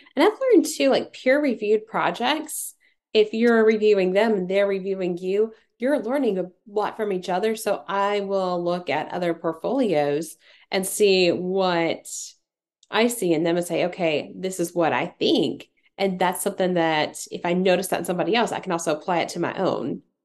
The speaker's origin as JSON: {"language": "English", "region": "Tennessee", "country": "United States", "said": "I'm from Tennessee"}